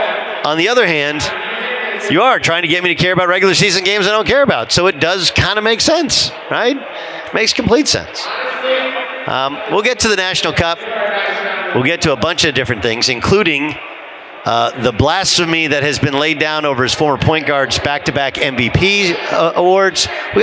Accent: California, United States; You know, I grew up in Southern California in Orange County.

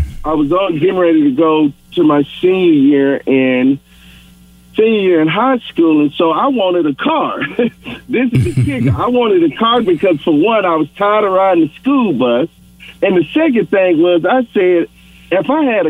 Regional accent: the South, United States; growing up in the South, when my father would always go back to Chicago.

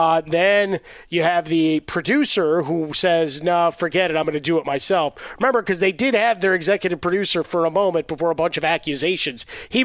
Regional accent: Chicago, Illinois, United States; I mean, the teachers growing up in Chicago, right?

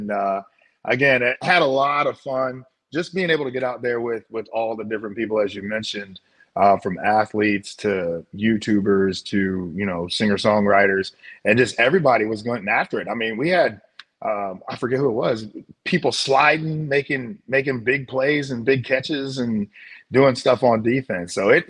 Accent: St. Louis, Missouri, United States; Yeah, it is St. Louis, you know, having been grown up, born and raised in St. Louis, understanding what Cardinal fans are and the passion that the fans in St. Louis have

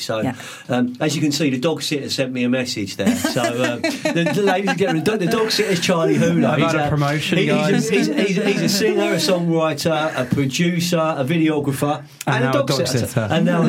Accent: London, United Kingdom; moved away as an adult; now in Sussex, United Kingdom; I grew up in West London. I grew up in Fulham, South West 6.

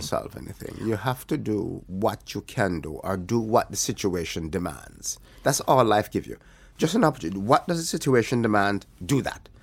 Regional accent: Alligator Pond, Jamaica; moved away as an adult; also born or lived in Kingston, Jamaica; I grew up in, uh, in Alligator Pond

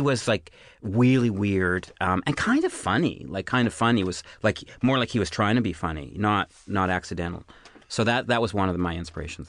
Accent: Canada; I'm I'm Canadian

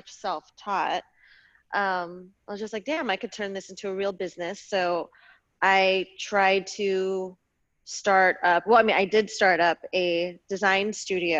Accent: Bay Area, Northern California, United States; also born or lived in Los Angeles, California; I grew up in the Bay Area in Northern California, right outside of Oakland

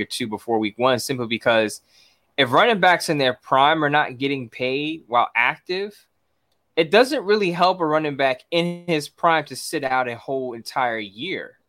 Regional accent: New York City, New York, United States

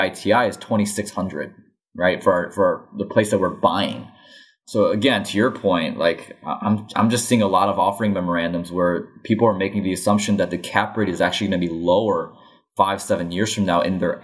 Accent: Illinois, United States; my home state of Illinois

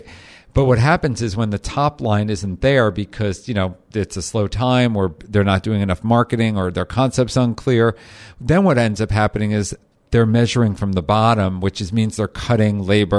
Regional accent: New Jersey, United States; And I was diehard Jew from Jersey, you know, like, you know, we went to the Jersey Shore on the weekends

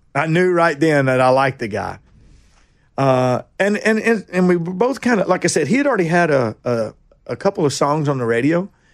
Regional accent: Nashville, Tennessee, United States; also born or lived in Kingston Springs, Tennessee; I'm from Nashville. Boy, I was born in, uh, General Hospital down here

